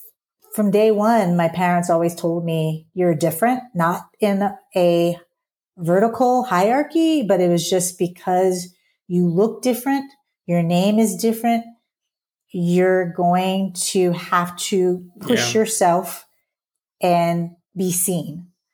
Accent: Southern US, United States

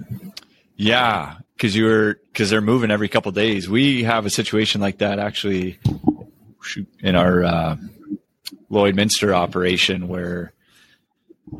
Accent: Iowa, United States; moved away; also born or lived in North Dakota / Red Deer; I grew up in Iowa

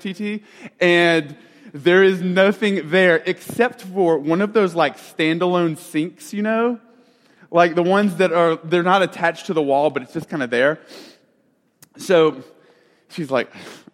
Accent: Alabama, United States; I'm from Alabama

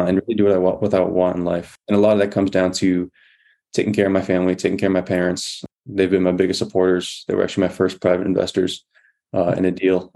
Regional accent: Massachusetts, United States; moved away as an adult; my home state, Massachusetts

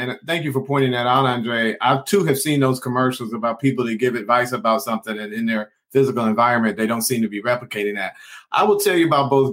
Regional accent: Detroit, Michigan, United States; now in Sacramento, United States; I grew up in Detroit

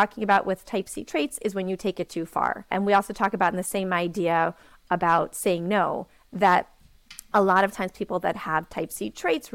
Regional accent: New York City, New York, United States; I am from New York City.

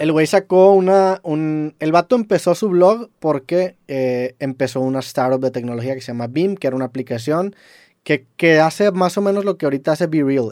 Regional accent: Mexico; Siendo mexicano, en, UK

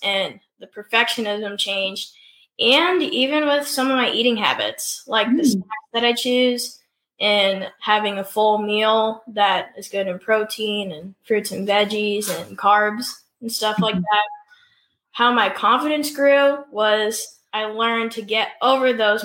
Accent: Illinois, United States; So I'm from Illinois. I'm 13 years old.

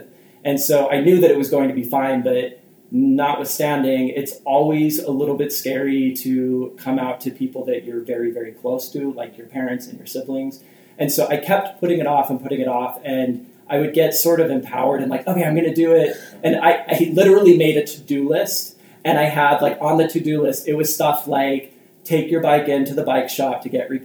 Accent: Salt Lake area, Utah, United States; I grew up in Utah in the Salt Lake area

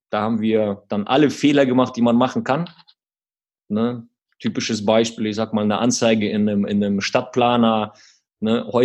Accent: Quakenbrück, Lower Saxony, Germany; Genau, aber um, ähm, wenn wir den Ort nennen, Quakenbrück, wo wir herkommen, der klingt erstmal ein bisschen lustig wegen dem Namen.

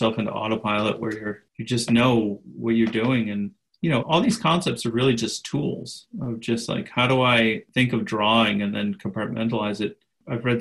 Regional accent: Boston, Massachusetts, United States; I'm from the Boston area

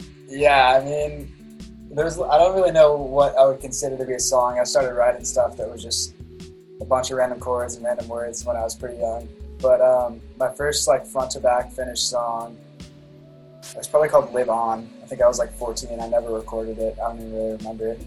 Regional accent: California, United States; also born or lived in Laguna Beach / Corona Del Mar; I'm from California. I live in Laguna Beach right now.

